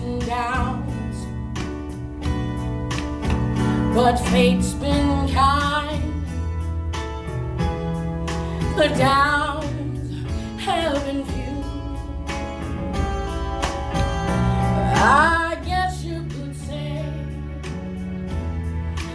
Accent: Maysville, North Carolina, United States; also born or lived in Onslow County, North Carolina; I'm originally from Maysville, North Carolina. I've been living in Onslow County for 5 years.

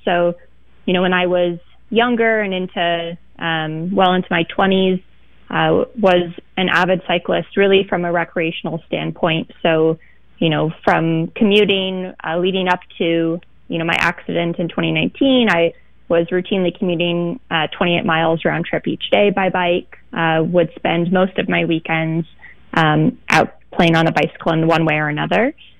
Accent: Beaver Creek, Oregon, United States; Well, I mean, Beaver Creek is a small town, sort of on the cusp of where things get pretty rural outside of Portland. If I were to characterize my childhood, it's pretty much playing outside all the time as much as I could.

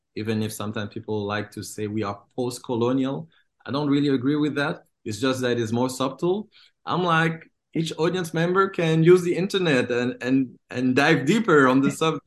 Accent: DR Congo; moved away; I was born and I grew up in Congo

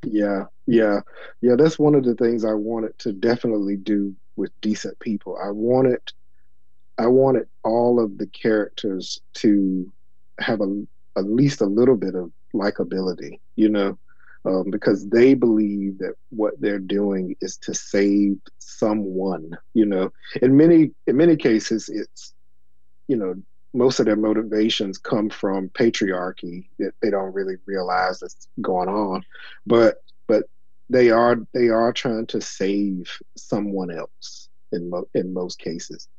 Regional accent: Elizabeth City, North Carolina, United States; moved away; also born or lived in New York City; I grew up in Elizabeth City, which is also a small town

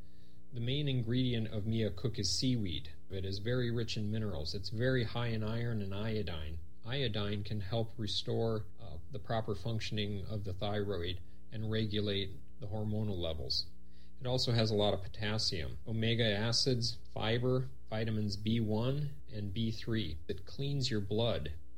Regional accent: United States; moved away as an adult; now in Seoul, South Korea; I'm an American who's been living in Seoul, Korea for many years now. I'm married to a Korean woman named G.

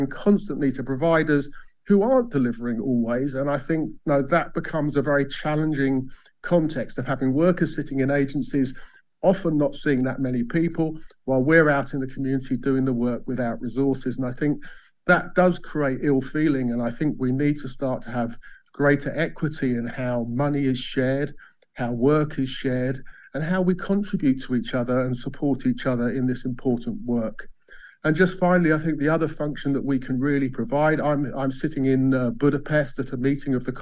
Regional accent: Bath, South West England, United Kingdom; In my hometown of Bath

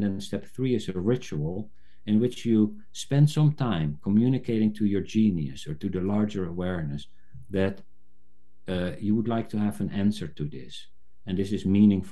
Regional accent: South Africa; I was born in South Africa, I've somehow resonated with the African indigenous tradition

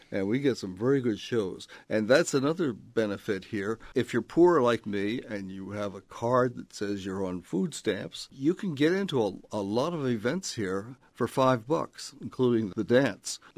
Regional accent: Philadelphia, Pennsylvania, United States; born there; also born or lived in Los Angeles / Syracuse / Northern Virginia / Dayton; I was born in Philadelphia, moved to Los Angeles, and then moved to various places, including Syracuse, Northern Virginia, Dayton, Ohio, uh, Seattle, and Austin, Texas.

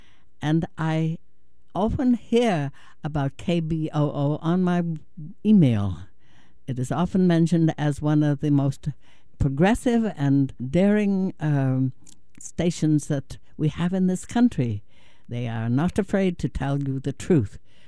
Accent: Dublin, New Hampshire, United States; I'm talking from KBOO, Portland. I come from Dublin, New Hampshire

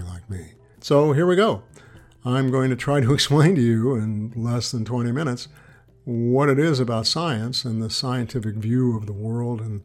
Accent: San Francisco, California, United States; now in Corvallis, United States; I grew up in San Francisco

